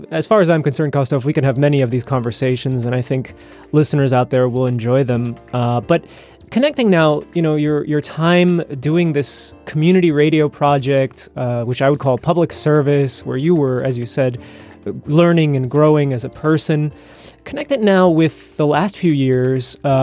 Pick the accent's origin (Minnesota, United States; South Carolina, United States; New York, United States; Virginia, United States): New York, United States; growing up in New York